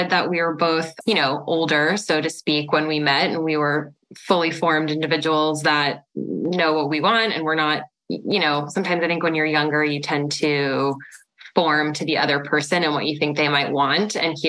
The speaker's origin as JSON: {"language": "English", "region": "East Coast", "country": "United States", "also_born_or_lived": "New York / Florida", "said": "I'm from the East Coast originally, about 10 years in New York, 10 years in Florida. And now I've been here about over 10 years as well."}